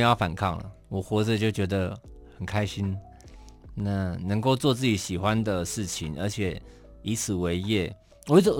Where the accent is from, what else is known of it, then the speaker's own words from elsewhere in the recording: Kaohsiung, Taiwan; also born or lived in Taipei; 但我依然我依然是高雄人，我也是台北人，嗯、我我我在这些地方生活